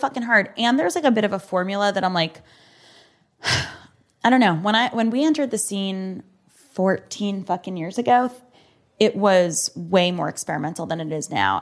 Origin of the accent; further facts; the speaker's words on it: United States; I was born in this country